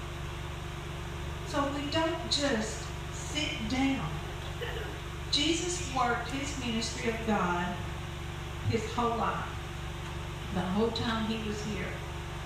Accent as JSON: {"language": "English", "country": "United States", "tie": "born or raised there", "said": "I was born in the United States. Lived here all my life."}